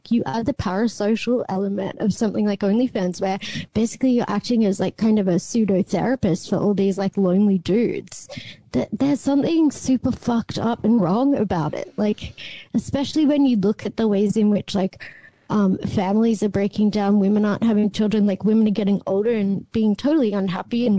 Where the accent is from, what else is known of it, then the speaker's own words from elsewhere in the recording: Australia; as an Australian